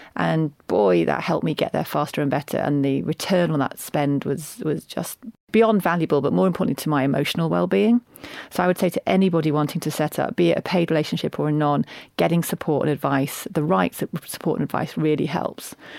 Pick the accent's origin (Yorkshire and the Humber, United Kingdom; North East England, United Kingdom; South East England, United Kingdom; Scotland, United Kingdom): Yorkshire and the Humber, United Kingdom; I'm a Yorkshire woman